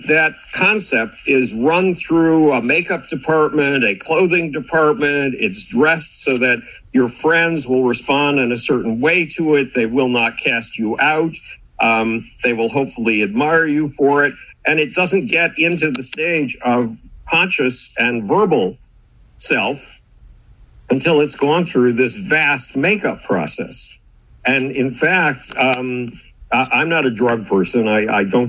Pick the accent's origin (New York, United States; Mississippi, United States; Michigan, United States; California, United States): New York, United States; Buffalo; moved away; Buffalo, New York, my hometown